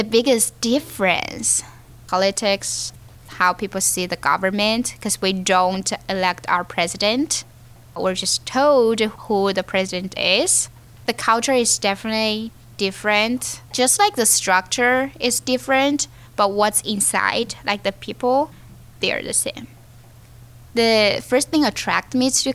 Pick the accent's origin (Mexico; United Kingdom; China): China; Chengdu, Sichuan; moved away as an adult; also born or lived in Beijing / Hong Kong; now in Pittsburgh, United States; I grew up in Chengdu and I went to Beijing for my college.